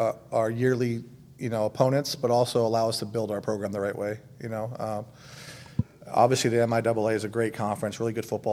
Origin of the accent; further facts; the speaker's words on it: West Coast, United States; moved away as an adult; also born or lived in Texas / Arizona / Cleveland, Ohio / Atlanta, Georgia; now in Tahlequah, United States; I'm obviously born and raised on the West Coast, but I've lived a bunch of different places in Texas, in Arizona, in Cleveland, Ohio, in Atlanta, Georgia.